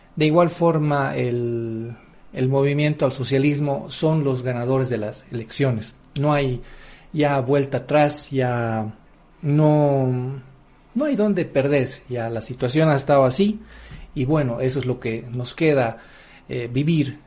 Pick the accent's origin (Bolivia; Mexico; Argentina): Bolivia; un orgullo como boliviano para mí